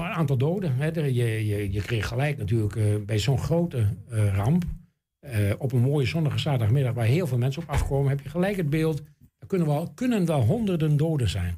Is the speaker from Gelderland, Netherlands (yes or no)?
no; Enschede, Overijssel, Netherlands; ik ben natuurlijk geboren in NSG en getogen in Enschede.